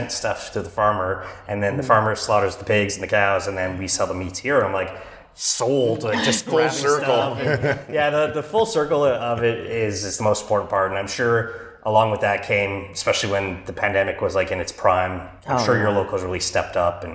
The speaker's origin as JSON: {"language": "English", "country": "Canada", "said": "I'm technically in New York State, even though I'm a Canadian"}